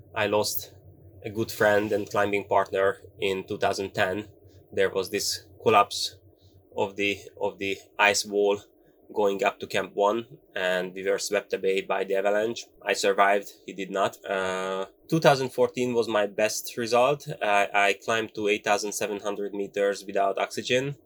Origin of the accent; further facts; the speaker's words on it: Hungary; English is a second language; I am here in Hungary, not far from Budapest, from our capital